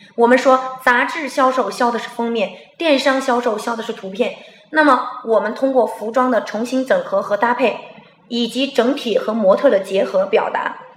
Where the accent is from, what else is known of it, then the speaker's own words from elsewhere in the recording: China; 在我们中国人的想法当中